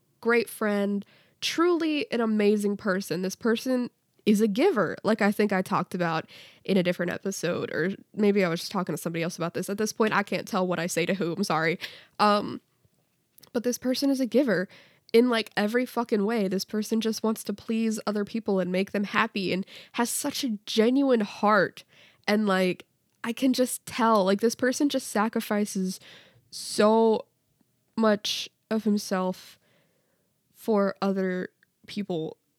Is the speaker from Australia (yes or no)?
no; Canada; I'm Canadian.